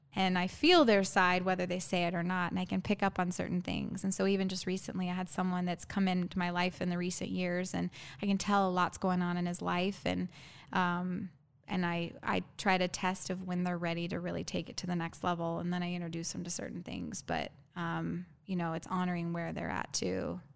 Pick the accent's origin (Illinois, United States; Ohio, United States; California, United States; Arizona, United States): Arizona, United States; I'm born and raised in Arizona, me and my younger brother.